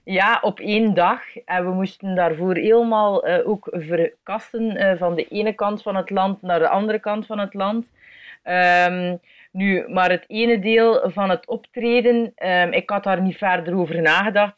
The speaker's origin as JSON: {"language": "Dutch", "country": "Belgium", "said": "ik ben een improcomedian uit België."}